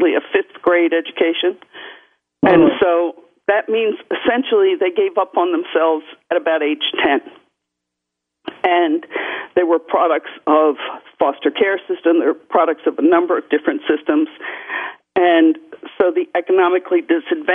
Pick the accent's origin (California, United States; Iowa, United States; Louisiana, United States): Louisiana, United States; New Orleans; moved away; also born or lived in Virginia / New York; I was born in New Orleans, Louisiana